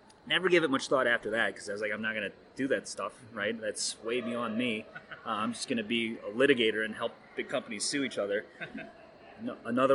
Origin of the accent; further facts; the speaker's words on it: Ohio, United States; I grew up in Ohio, basically on a farm